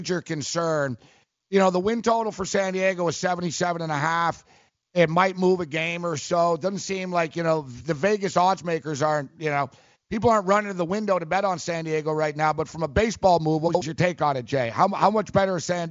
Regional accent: Montreal, Quebec, Canada; moved away; also born or lived in Los Angeles; I grew up in Montreal

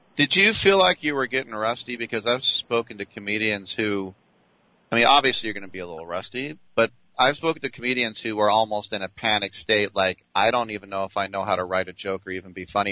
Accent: Richmond, California, United States; up here in my hometown of Richmond, California

